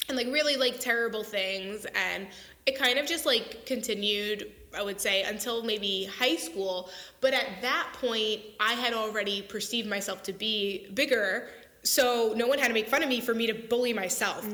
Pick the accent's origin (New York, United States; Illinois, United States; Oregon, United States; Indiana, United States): New York, United States; Long Island; I grew up on Long Island, New York